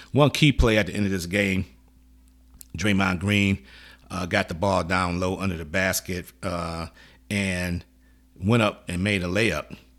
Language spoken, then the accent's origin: English; Midwest, United States; I'm from the Midwest.